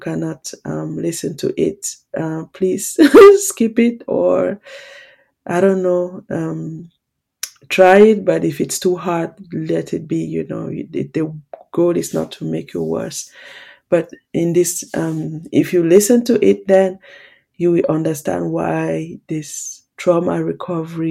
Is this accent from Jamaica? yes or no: no; Cameroon; moved away; also born or lived in Switzerland; I was born in Cameroon and I grew up there. And then at one point I moved to Switzerland